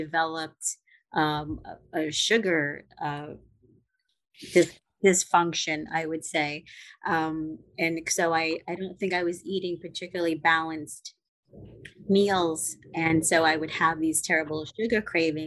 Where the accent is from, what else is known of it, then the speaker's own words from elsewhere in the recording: New York City, New York, United States; also born or lived in Upper West Side, Manhattan; I grew up in Brooklyn, and it was a mixed neighborhood